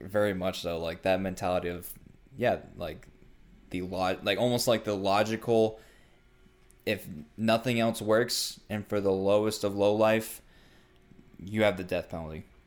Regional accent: United States; I live in America as an American citizen

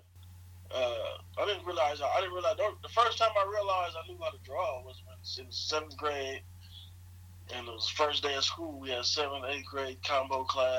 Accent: Los Angeles, California, United States; also born or lived in San Bernardino, California; I was born in Los Angeles, California. Lived there until maybe my teenage years and moved to San Bernardino, California

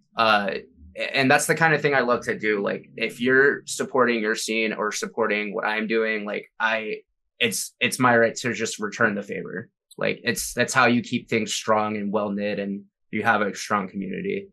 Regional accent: Jacksonville, Florida, United States; moved away as an adult; now in Minneapolis, United States; I'm from Jacksonville

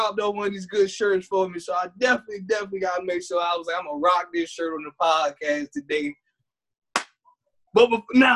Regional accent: Prince George's County, DMV, Maryland, United States; accent: PG County accent; I've been living in the DMV my whole life

